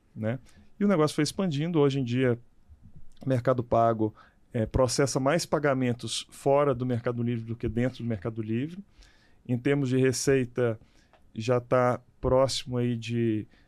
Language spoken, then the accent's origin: Portuguese; Minas Gerais, Brazil; eu sou de Minas Gerais